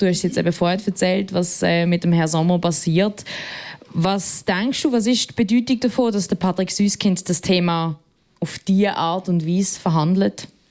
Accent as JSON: {"language": "German", "town": "Basel", "region": "Basel-Stadt", "country": "Switzerland", "said": "aus Basel"}